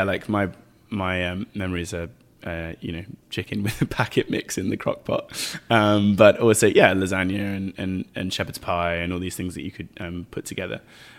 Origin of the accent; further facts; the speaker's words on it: England, United Kingdom; And actually growing up in England, bolognese was like, you could see the meat.